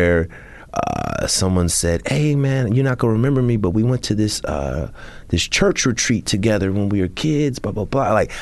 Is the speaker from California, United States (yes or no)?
yes; Bay Area, California, United States; I'm from the Bay Area